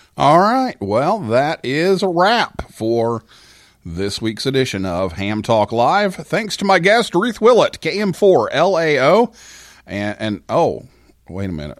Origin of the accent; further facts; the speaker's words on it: Vincennes, Indiana, United States; moved away; I went to my hometown